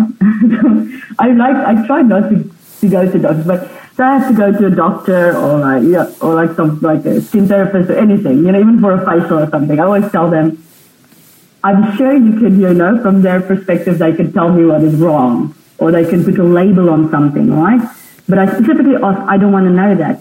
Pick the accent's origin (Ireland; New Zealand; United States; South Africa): South Africa; I was born in South Africa and on a farm.